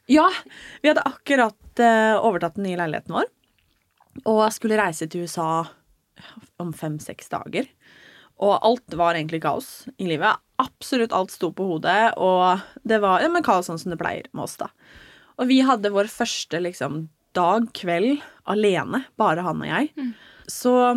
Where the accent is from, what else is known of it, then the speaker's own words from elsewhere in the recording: Norway; moved away; hjemme i Norge